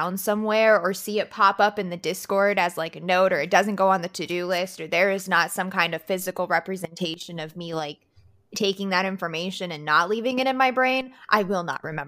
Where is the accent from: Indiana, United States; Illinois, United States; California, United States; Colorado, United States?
Colorado, United States; I grew up in Colorado